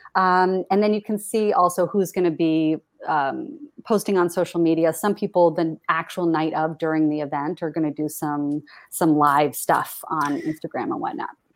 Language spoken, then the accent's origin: English; Portland, Maine, United States; now in New York, United States; I grew up in Portland, Maine